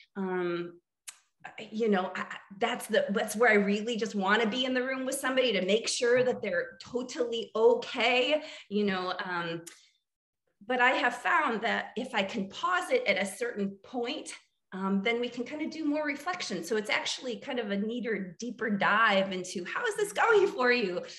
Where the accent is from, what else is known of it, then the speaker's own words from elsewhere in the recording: central Illinois, United States; moved away as an adult; also born or lived in New Jersey / New York / Chicago / Asheville, North Carolina; now in Austin, United States; I am from Illinois, grew up on a farm uh, in the middle of uh, central Illinois